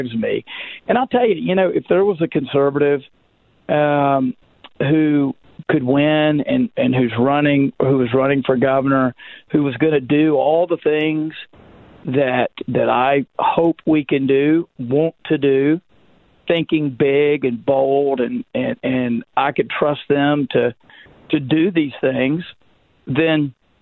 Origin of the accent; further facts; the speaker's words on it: Magnolia, Arkansas, United States; growing up in Magnolia or Camden, Magnolia for me, Camden like my wife